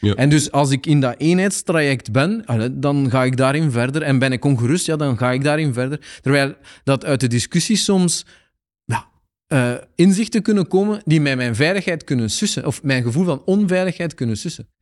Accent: Aalst, Flanders, Belgium; als Aalstenaar

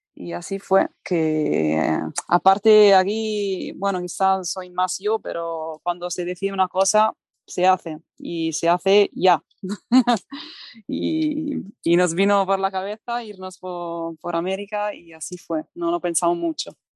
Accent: Italy; Spanish is a second language; moved away as an adult; also born or lived in Barcelona; yo soy italiana, pero me emigré a Barcelona

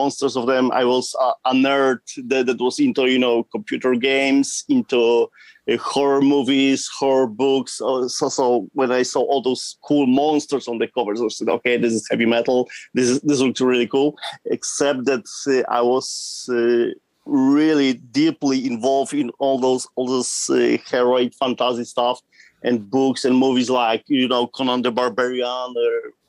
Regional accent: southern Poland, Poland; From Poland, from the southern part of Poland, close to the border with Czech Republic

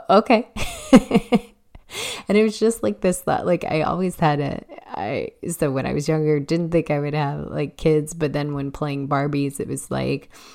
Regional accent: Chicago, Illinois, United States; moved away as an adult; also born or lived in Massachusetts; now in Illinois, United States; I grew up on the South Side in a working class neighborhood

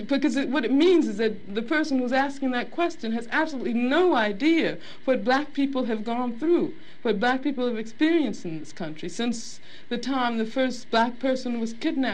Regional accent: Birmingham, Alabama, United States; I grew up in Birmingham, Alabama.

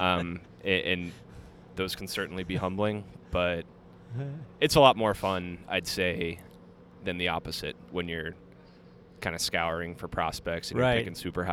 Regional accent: Tampa, Florida, United States; moved away as an adult; I grew up in Tampa, Florida.

